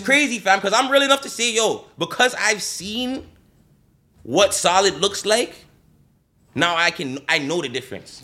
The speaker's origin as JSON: {"language": "English", "town": "Toronto", "region": "Ontario", "country": "Canada", "said": "we're from Toronto"}